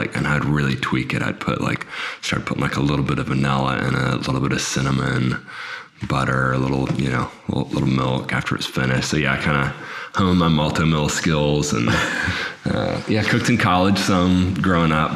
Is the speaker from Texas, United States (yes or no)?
yes; Beaumont, Texas, United States; moved away; I grew up in Beaumont, Texas. So kind of a smallish town in southeast Texas.